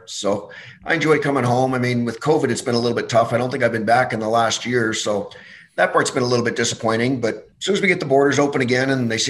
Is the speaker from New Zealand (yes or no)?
no; Spruce Grove, Alberta, Canada; I was pretty lucky growing up in Alberta. I mean, I grew up just outside Edmonton in Spruce Grove